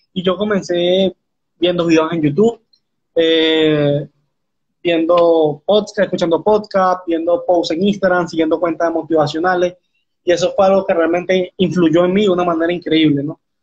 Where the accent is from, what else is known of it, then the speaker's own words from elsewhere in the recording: Venezuela; tengo 19 años, soy de Venezuela